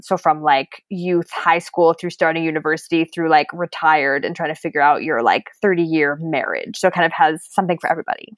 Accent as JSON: {"language": "English", "region": "Connecticut", "country": "United States", "tie": "born or raised there", "said": "my hometown in Connecticut was only three thousand people"}